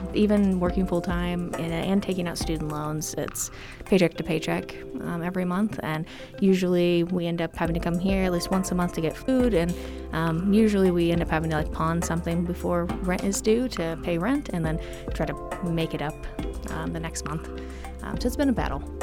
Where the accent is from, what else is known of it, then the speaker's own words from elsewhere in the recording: Indiana, United States; moved away as an adult; now in Denver, United States; my home state of Indiana